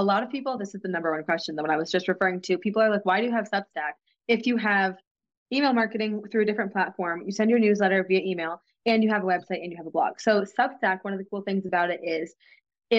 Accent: New England, United States; I'm from New England

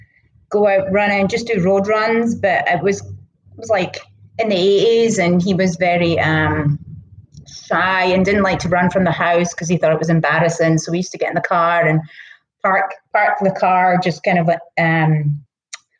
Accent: Scotland, United Kingdom; accent: Scottish; moved away as an adult; now in United States; I was born in Scotland. I came here about 16 years ago

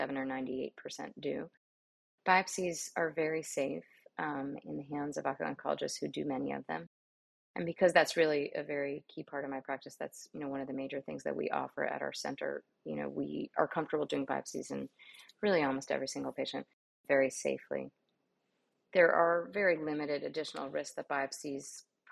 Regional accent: New York City, New York, United States; moved away as an adult; also born or lived in Miami, Florida; now in Houston, United States; I grew up in New York City

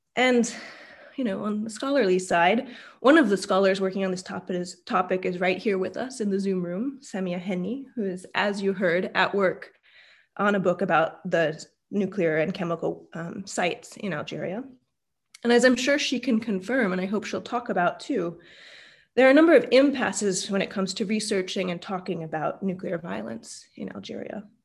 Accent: Utah, United States; I was born in Utah

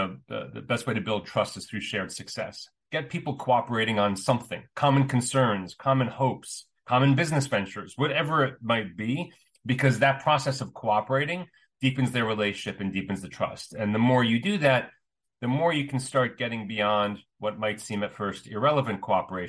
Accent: United States; I grew up in the States as the son of immigrants

